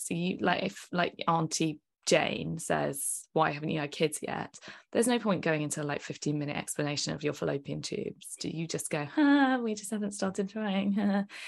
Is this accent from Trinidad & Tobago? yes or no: no; United Kingdom; we're British